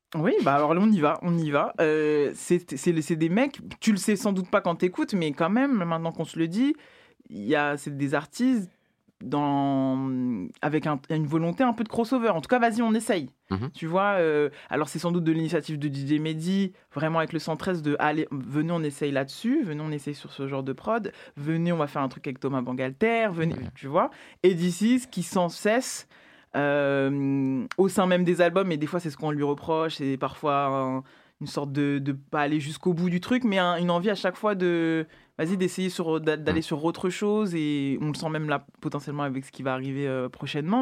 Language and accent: French; Val-de-Marne, Île-de-France, France; de là où j'ai grandi, donc euh, Val-de-Marne